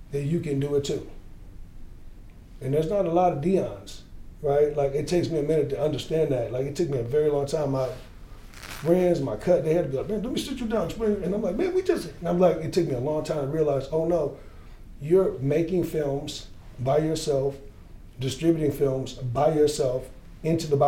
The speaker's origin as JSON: {"language": "English", "town": "Gary", "region": "Indiana", "country": "United States", "said": "I came from Gary. I lived in housing projects"}